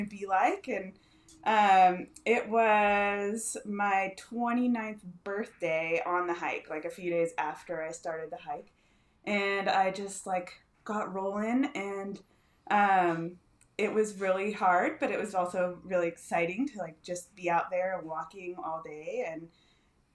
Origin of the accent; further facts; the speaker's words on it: Northern California, United States; now in Bend, United States; I grew up in Northern California.